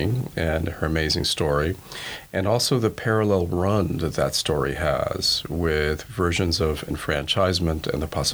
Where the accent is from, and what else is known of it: Cuba; English is a second language; also born or lived in Spain; now in United States